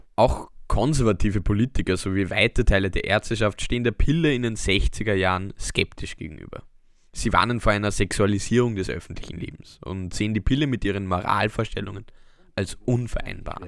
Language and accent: German; Austria; unsere Heimat